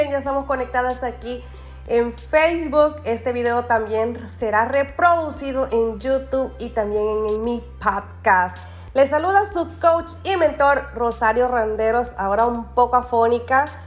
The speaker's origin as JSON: {"language": "Spanish", "country": "Nicaragua", "moved": "yes", "lives_now": "California, United States", "said": "soy de Nicaragua y vivo en Brengo, California."}